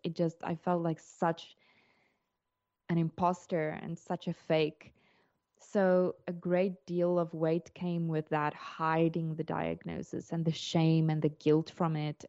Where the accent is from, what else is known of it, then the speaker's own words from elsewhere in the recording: South Africa; moved away as an adult; now in Portugal; I'm South African, and we immigrated to Portugal in twenty twenty